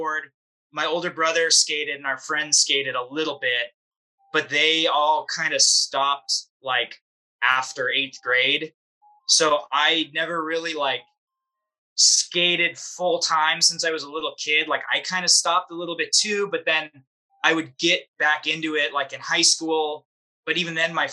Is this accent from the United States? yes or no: yes; San Diego, California, United States; growing up in San Diego